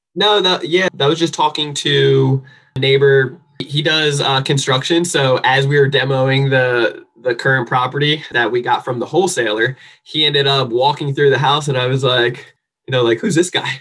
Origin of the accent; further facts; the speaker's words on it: New Jersey, United States; now in San Diego, United States; I am from New Jersey originally, but I actually live here in sunny San Diego, California.